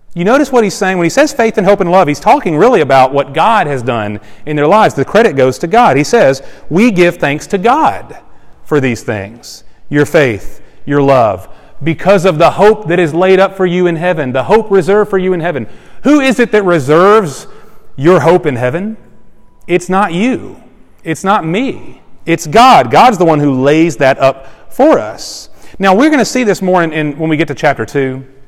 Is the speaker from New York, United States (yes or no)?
no; Cameron, Texas, United States; moved away; also born or lived in Starkville, Mississippi; I was born in Cameron, Texas, population 5,500